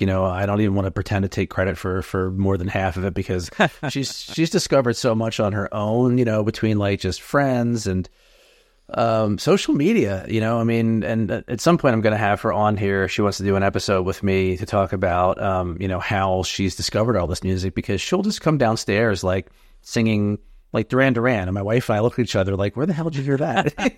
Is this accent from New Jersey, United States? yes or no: yes; New Jersey, United States; moved away as an adult; now in North Jersey, United States; I was born and raised in South Jersey, but I've been in North Jersey for a little over twenty years now